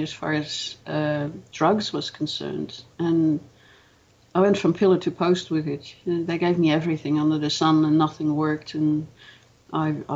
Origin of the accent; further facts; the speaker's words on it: Netherlands; moved away as an adult; also born or lived in Melbourne, Australia; now in Australia; I was born in Holland. I lived there until I was 24, and then I migrated to Australia